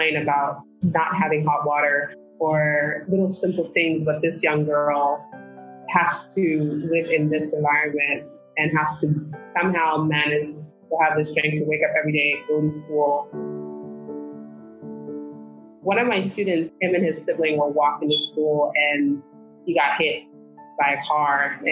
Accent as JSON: {"language": "English", "town": "Phoenix", "region": "Arizona", "country": "United States", "tie": "born or raised there", "also_born_or_lived": "Senegal", "said": "growing up in South Phoenix, I actually had Teach for America teachers"}